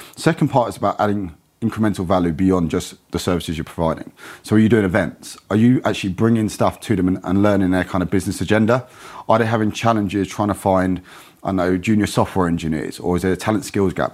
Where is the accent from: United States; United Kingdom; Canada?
United Kingdom; Kent, South East England; moved away as an adult; also born or lived in London; I grew up in Kent, moved down to London at nineteen